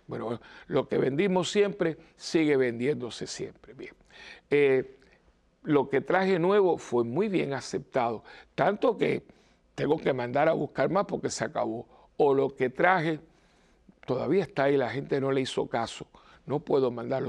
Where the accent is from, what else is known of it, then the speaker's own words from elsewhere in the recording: Cuba; yo me acuerdo de niño que se hacía en Cuba, de chiquitito